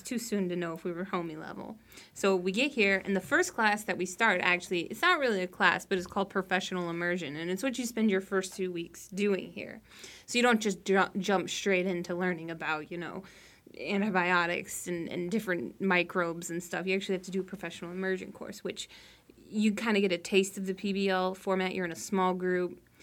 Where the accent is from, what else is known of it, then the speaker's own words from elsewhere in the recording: Reno, Nevada, United States; also born or lived in Colorado / Texas / Naples, Florida; now in South Florida, United States; I'm originally from Reno, Nevada